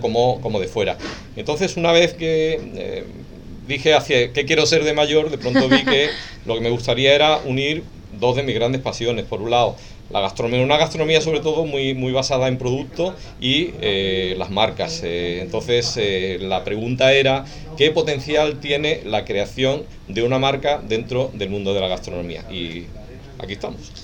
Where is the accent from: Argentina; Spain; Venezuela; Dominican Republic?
Spain; Cádiz, Andalusia; soy de, de Cádiz